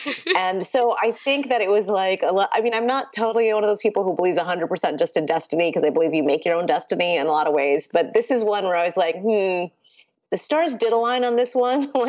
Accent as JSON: {"language": "English", "country": "India", "tie": "born there", "first_language": "Urdu", "second_language": "English", "said": "And so Urdu, which is the the first language I spoke and is the language of my family. I was born in India actually. So Urdu was our first language"}